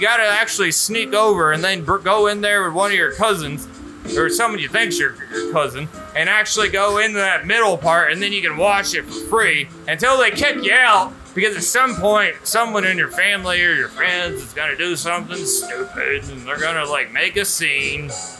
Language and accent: English; Jupiter, Florida, United States; I'm from the best part of Florida. Like I told you earlier, because I was visiting from Jupiter. And once again, it's not the planet.